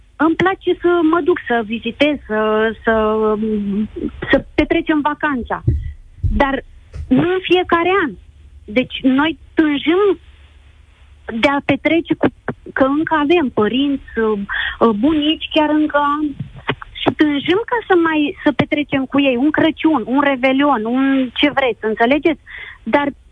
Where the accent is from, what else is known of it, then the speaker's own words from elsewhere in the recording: Romania; moved away as an adult; now in Spain; Eu vă sun din Spania. Vorbesc uh, ca și româncă